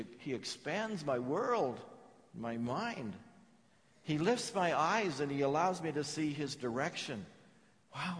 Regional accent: England, United Kingdom; I'm English

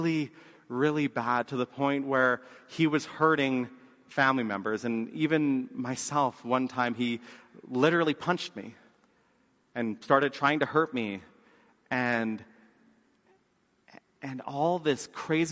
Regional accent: Lethbridge, Alberta, Canada; we grew up in Lethbridge

